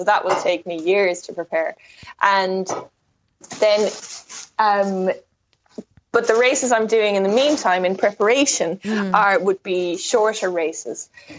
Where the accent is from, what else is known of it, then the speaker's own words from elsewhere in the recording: Westport, Connacht, Ireland; I grew up in Westport in County Mayo. So that's, if you haven't been there before, it's just on the shores of Clew Bay, which is really amazing, beautiful bay full of islands and amazing beaches.